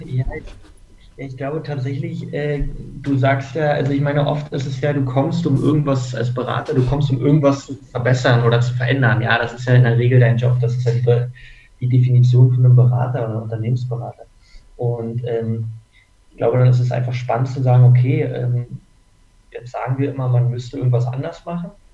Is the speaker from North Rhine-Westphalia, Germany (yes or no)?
no; Berlin, Germany; moved away as an adult; now in Munich, Germany; ich komme aus Berlin eigentlich und bin zum Studieren nach München gekommen